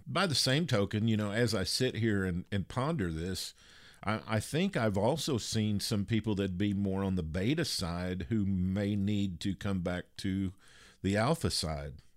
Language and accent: English; Kentucky, United States; I grew up in Kentucky where there are a lot of natural bridges and a lot of water